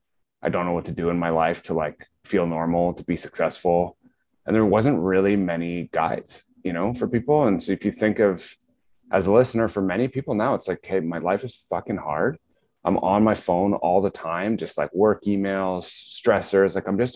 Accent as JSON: {"language": "English", "town": "Guelph", "region": "Ontario", "country": "Canada", "tie": "born or raised there", "said": "I grew up near you in Guelph, small town"}